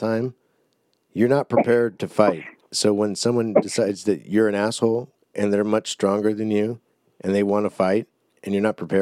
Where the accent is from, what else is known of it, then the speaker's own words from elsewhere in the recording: Graham, Washington, United States; where I grew up in Graham